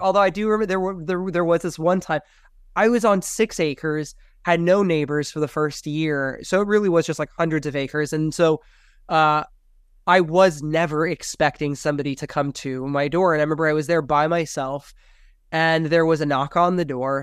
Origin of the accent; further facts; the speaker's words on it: Miami, Florida, United States; moved away as an adult; also born or lived in Los Angeles / San Francisco Bay Area / Idaho; growing up in Miami